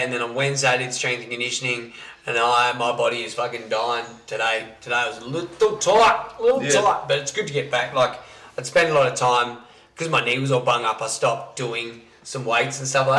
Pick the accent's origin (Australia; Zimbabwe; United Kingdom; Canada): Australia; Salisbury, South Australia; I'm from Salisbury.